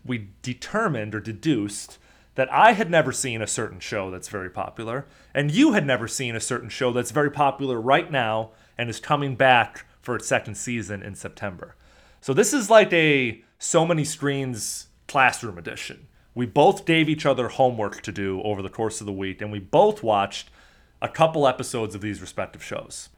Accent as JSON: {"language": "English", "town": "Chicago", "region": "Illinois", "country": "United States", "moved": "yes", "said": "I was from Chicago. I grew up probably middle to upper middle class"}